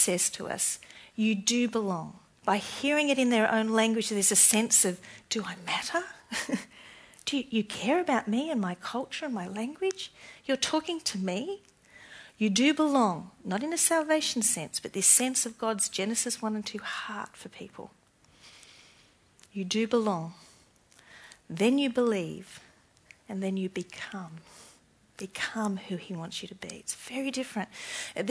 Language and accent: English; Australia; I'm more Australian than Christian